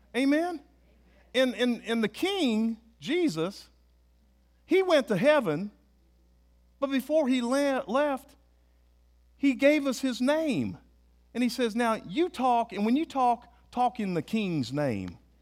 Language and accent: English; United States; I'm an American